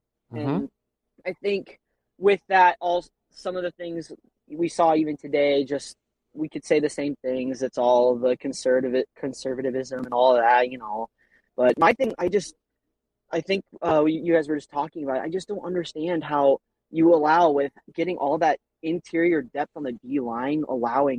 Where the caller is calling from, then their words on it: South Dakota, United States; I'm calling from South Dakota.